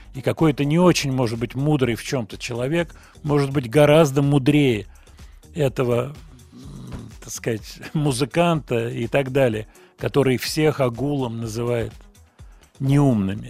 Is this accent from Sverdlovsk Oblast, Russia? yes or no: no; Moscow, Russia; Я родился в Москве, вот мой адрес Гогольский бульвар. Сейчас я живу в районе метро Павелецкая, примерно вот в этом районе, на набережной. Вот, я москвич.